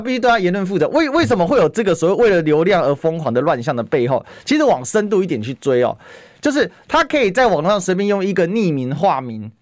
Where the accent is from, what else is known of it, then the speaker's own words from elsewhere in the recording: Taiwan; 之前我们台湾人很多人到当地去哦。